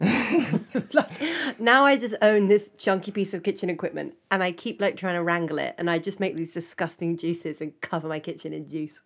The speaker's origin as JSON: {"language": "English", "country": "United Kingdom", "moved": "yes", "said": "as a British person"}